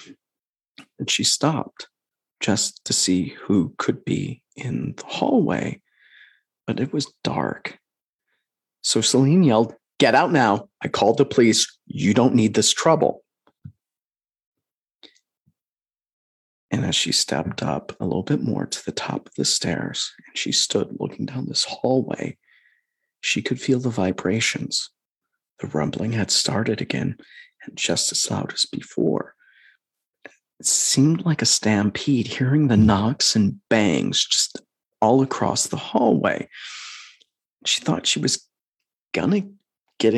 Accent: Midwest, United States; moved away; We're from the Midwest originally

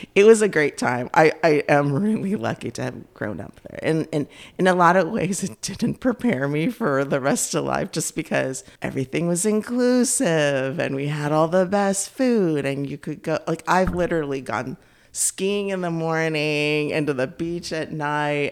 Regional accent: Bay Area, California, United States; moved away as an adult; also born or lived in Cupertino, California; now in Cary, United States; I grew up in the Bay Area

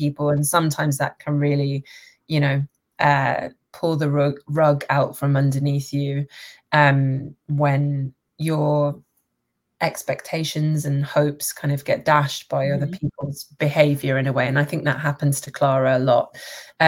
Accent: London, United Kingdom; also born or lived in Manchester / Toronto; I'm from London. I was born in Manchester, but I grew up in London

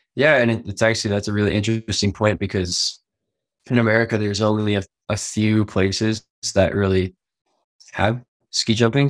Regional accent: Steamboat Springs, Colorado, United States; moved away as an adult; also born or lived in Washington State; now in Lillehammer, Norway; I was originally born in Washington State, um, but moved to Steamboat before the, even the age of one

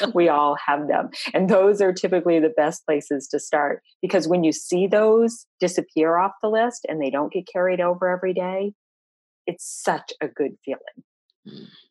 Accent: Vermont, United States; also born or lived in Florida; now in Tampa, United States; I'm originally from Vermont, um, long way to end up in Florida, but we got here um, around the world a little bit.

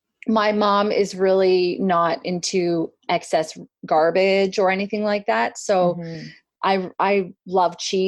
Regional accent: Whitehorse, Yukon, Canada; also born or lived in Edmonton, Alberta, Canada; I was born in Edmonton, Alberta, Canada, but I was raised in Whitehorse, Yukon.

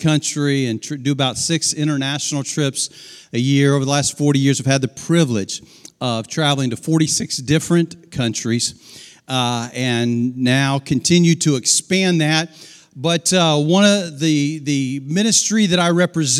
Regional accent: Dayton, Ohio, United States; moved away as an adult; now in Georgia, United States; I was raised down the road in Dayton and thought for 40 years we'd get back to Ohio, and we made it as far as Georgia

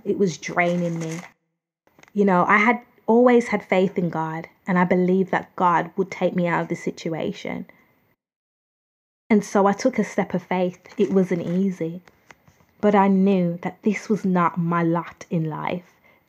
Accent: United Kingdom; I'm from the United Kingdom

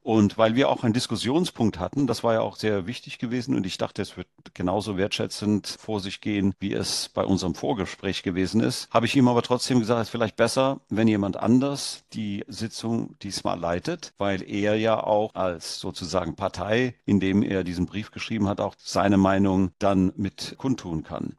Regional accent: India; now in Germany; Ich bin in Deutschland geboren, in Indien aufgewachsen und dann in Deutschland dann wieder berufstätig geworden

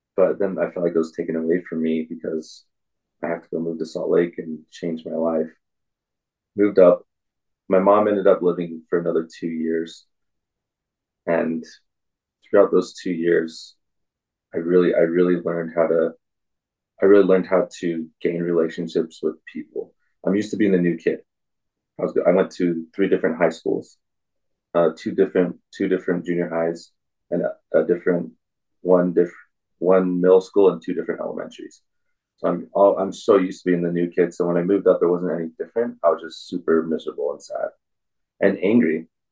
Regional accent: Provo, Utah, United States; also born or lived in Salt Lake City, Utah / Bountiful, Utah; I grew up in in Utah County, um, Provo, Orem area, and then moved around a lot, Salt Lake. Um, ended up in in Salt Lake, a bountiful area.

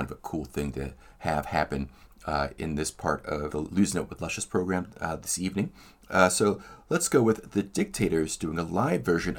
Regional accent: Philadelphia, Pennsylvania, United States; young Jesse saw in his formative punk years in Philadelphia, my hometown.

